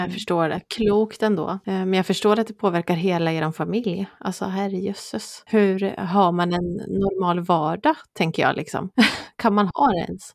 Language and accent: Swedish; Östergötland, Sweden; accent: broad östgötska